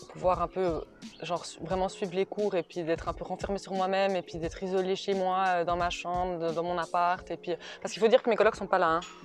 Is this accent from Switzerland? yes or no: yes; Neuchâtel, Switzerland; moved away as an adult; now in Brussels, Belgium; je suis née à Neuchâtel, j'ai vécu à Neuchâtel et toute ma vie a été basée sur Neuchâtel.